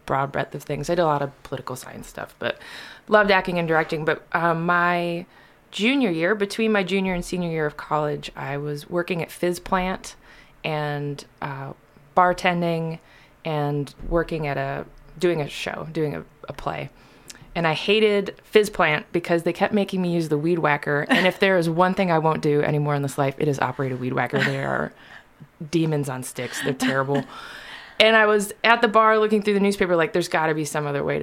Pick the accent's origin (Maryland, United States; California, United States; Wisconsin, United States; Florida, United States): Wisconsin, United States; also born or lived in Chicago, Illinois; now in Lexington, United States; grew up mostly in Wisconsin